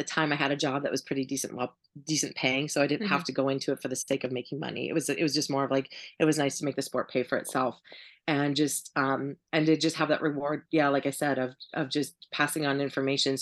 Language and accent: English; Montana, United States; moved away; also born or lived in Kansas; I grew up in Montana